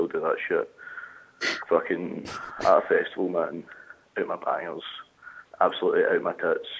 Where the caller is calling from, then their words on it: Glasgow, Scotland, United Kingdom; I'm phoning from Glasgow.